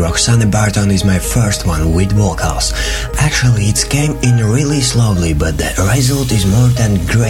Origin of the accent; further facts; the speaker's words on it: Latvia; from Latvia